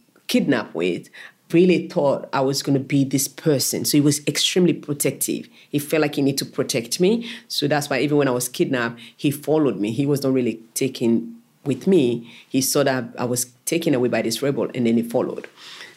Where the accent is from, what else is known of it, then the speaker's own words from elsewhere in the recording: Freetown, Western Area, Sierra Leone; moved away as an adult; now in Australia; we grew up in Kisii, in Freetown, capital city, Freetown.